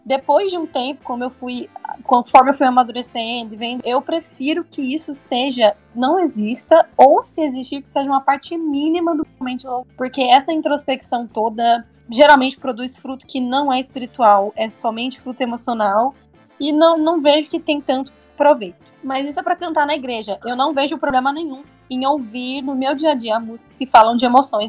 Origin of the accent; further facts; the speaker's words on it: Goiânia, Goiás, Brazil; eu sou de Goiânia